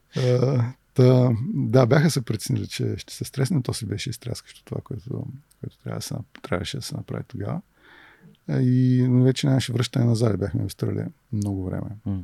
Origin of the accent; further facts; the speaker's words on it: Varna, Varna Province, Bulgaria; also born or lived in Toledo, Ohio; От град Варна съм, роден съм тук и средното ми образование е от математическа гимназия в Варна